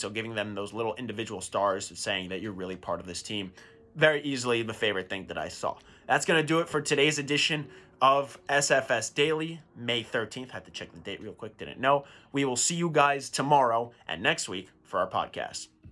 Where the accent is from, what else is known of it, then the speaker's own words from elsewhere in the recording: New York, United States; I'm from New York